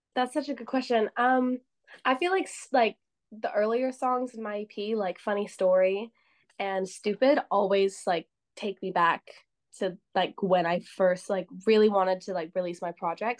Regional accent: Canada; I'm from Canada

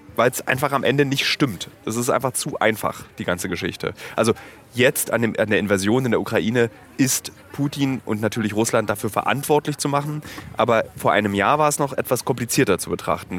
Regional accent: Berlin, Germany; für mich als Berliner ist es ein wichtiger Park. Ich war hier rodeln

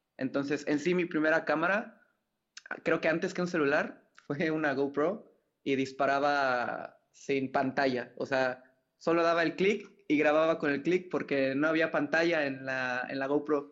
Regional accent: Mérida, Yucatán, Mexico; also born or lived in Mexico City; nací en la Ciudad de México. Eh, a los, eh, hace, habrá sido como a los cinco años más o menos fue que nos movimos para acá. Bueno, hubieron allí varias ciudades de intermedio, pero llegamos a Mérida, Yucatán

